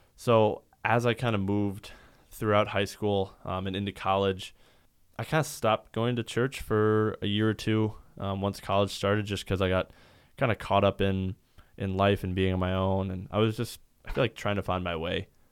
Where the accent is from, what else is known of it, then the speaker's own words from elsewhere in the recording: Sioux Falls, South Dakota, United States; I grew up in Sioux Falls, uh, my entire life